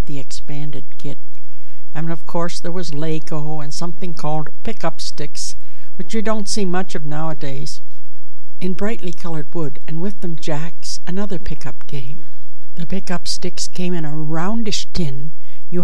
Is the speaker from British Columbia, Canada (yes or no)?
no; Chatham, Ontario, Canada; I was born in Chatham, Ontario, Canada